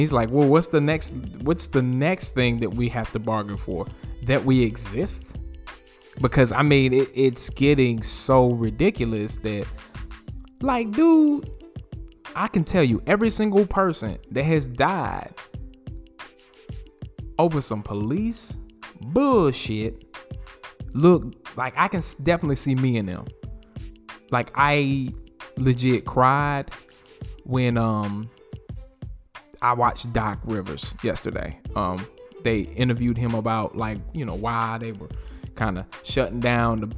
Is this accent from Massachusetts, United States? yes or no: no; Winston-Salem, North Carolina, United States; I was born in Winston-Salem, North Carolina.